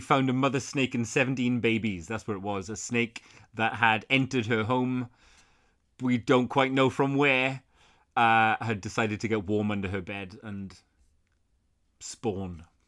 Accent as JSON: {"language": "English", "region": "South Wales", "country": "United Kingdom", "tie": "born or raised there", "said": "where I grew up in South Wales, we had, like, fields behind the house where people would keep horses"}